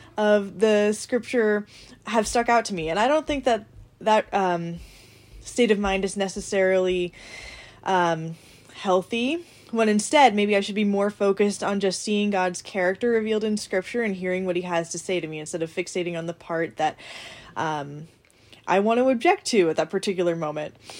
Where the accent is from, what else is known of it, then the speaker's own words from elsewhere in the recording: United States; I'm an American